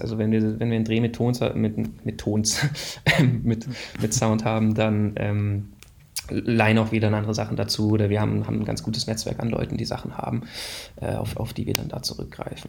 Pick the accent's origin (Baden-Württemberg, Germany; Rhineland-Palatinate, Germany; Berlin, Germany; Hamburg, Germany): Baden-Württemberg, Germany; Waldenbuch; also born or lived in Northern Germany (parents); am längsten so von 9 bis 20 habe ich, glaube ich, in der Stuttgarter Region gewohnt, in Waldenbuch